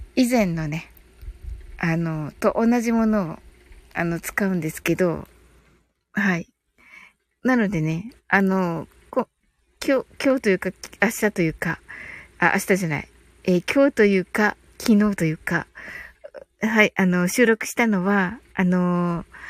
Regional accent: Kyushu, Japan

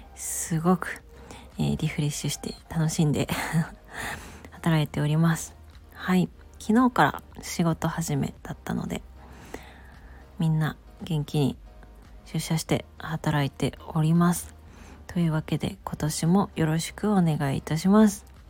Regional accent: Gifu, Japan; moved away; also born or lived in Komono, Mie; 私は実家の岐阜県に帰省していま

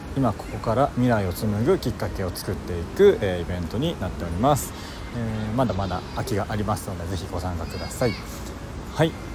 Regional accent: Kobe, Hyogo, Japan; 僕の地元の垂水駅

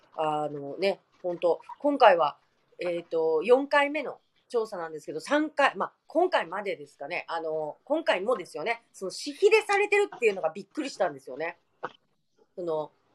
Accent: Nagasaki, Japan; 私たち長崎県民

